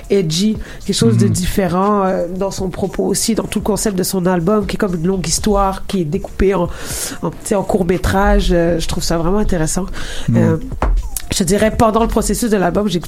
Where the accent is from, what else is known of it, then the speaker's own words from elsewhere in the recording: Quebec, Canada; accent: Québécois; Euh, tu sais, là, j'ai un accent keb, en guillemets, mais tu sais, je vais pas rapper ni écrire comme ça.